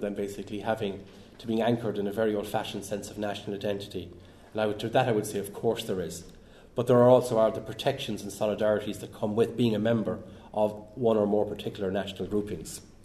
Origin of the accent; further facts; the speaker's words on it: Ireland; I'm Irish